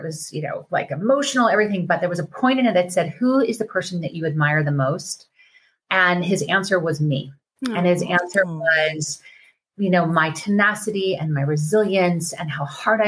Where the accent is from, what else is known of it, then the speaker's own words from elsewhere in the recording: Colorado, United States; I'm from Colorado in the mountains